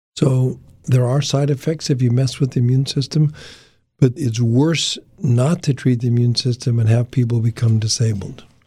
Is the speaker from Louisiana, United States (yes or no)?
no; Denver, Colorado, United States; I was, uh, born and raised in Denver, Colorado.